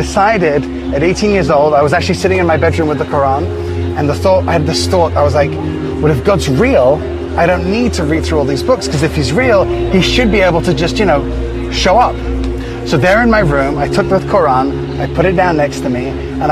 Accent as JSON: {"language": "English", "region": "England", "country": "United Kingdom", "tie": "born or raised there", "moved": "yes", "lives_now": "Israel", "said": "I was born here in Israel, but then because my mother was Moroccan and my dad was Scottish, we ended up moving to England"}